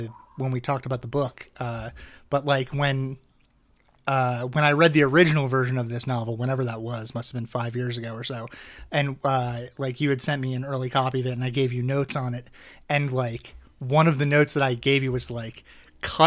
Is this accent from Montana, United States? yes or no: no; Manasquan, New Jersey, United States; I say Manasquan